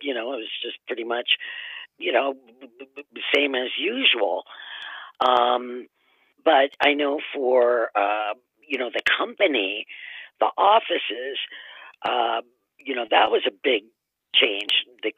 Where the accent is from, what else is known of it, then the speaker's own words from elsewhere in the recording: Cleveland, Ohio, United States; also born or lived in Massachusetts; Well, my dad, I moved with my mom and dad. I'm an only child, and he got a position in Cleveland, and we moved there.